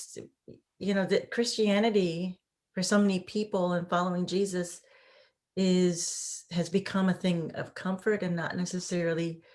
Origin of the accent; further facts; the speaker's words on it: Midwest, United States; I'm from the Midwest and in the United States.